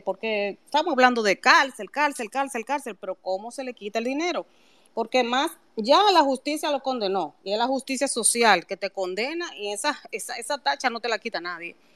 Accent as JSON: {"language": "Spanish", "country": "Dominican Republic", "said": "nosotros todos, como dominicanos"}